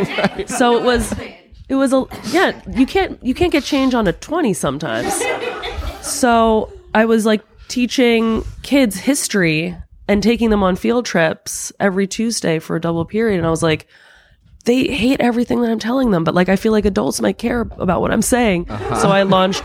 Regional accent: New Jersey, United States; growing up in New Jersey in an Italian-American family

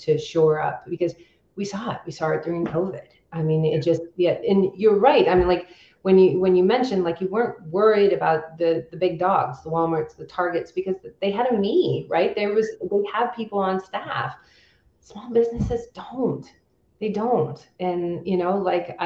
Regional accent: California, United States; I'm from Native California girl.

